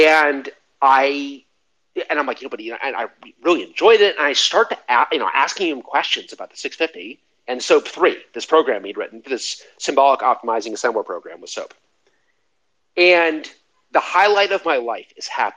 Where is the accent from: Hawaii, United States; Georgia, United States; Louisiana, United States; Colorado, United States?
Colorado, United States; Denver; I'm from Denver